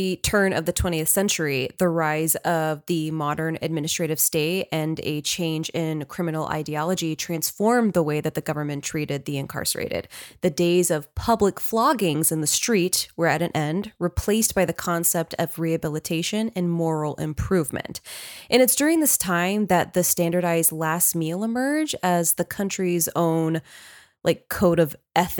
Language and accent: English; United States; I obviously have lived in the States all my life.